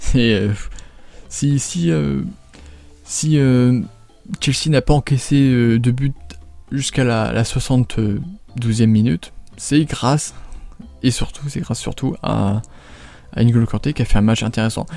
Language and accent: French; France; en tant que français